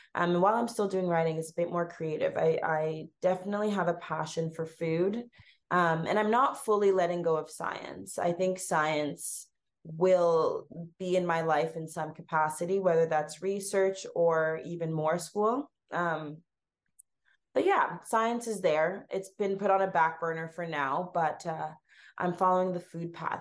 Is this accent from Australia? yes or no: no; Canada; accent: Canadian; grew up in a Ghanaian household, so eating Ghanaian food, but being brought up in Canada, that is so multicultural